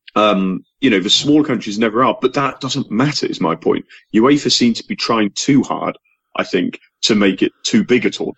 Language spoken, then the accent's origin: English; England, United Kingdom; as an Englishman